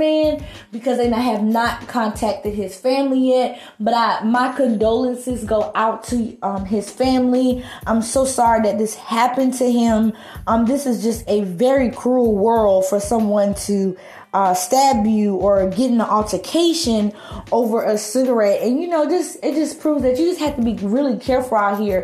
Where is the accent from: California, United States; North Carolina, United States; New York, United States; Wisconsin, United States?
North Carolina, United States; Charlotte; born or raised there